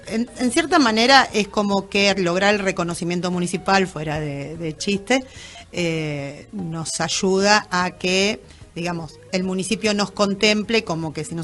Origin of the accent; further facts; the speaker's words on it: Moreno, Buenos Aires Province, Argentina; la mayoría somos de Moreno, tenemos algunos